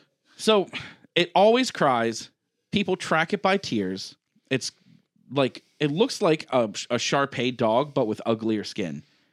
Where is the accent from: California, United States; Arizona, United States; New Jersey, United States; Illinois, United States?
New Jersey, United States; I'm from New Jersey. I can tell you for a fact it's full of garbage.